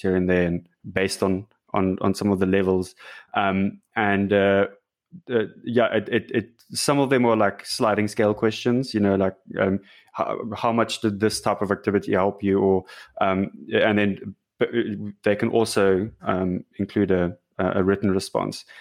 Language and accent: English; South Africa; I'm, I'm from South Africa